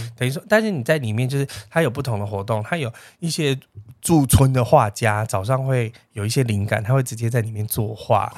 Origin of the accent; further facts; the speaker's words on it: Taiwan; 通常你知道我们台湾人就对汉堡这件事